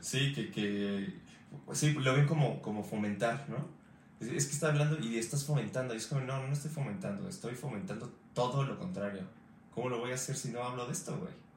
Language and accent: Spanish; Mexico; yo siendo mexicano